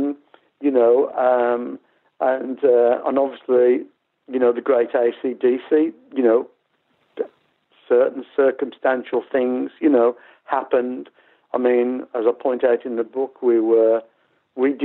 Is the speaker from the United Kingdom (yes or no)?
yes; Birmingham, West Midlands, United Kingdom; in my hometown